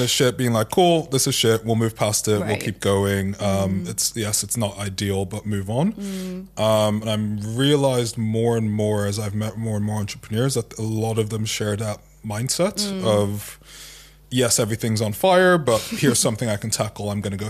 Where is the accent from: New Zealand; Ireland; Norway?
Ireland; I grew up mostly in Ireland, I still grew up with Nigerian parents and grew up with Nigerian philosophy and ways of thinking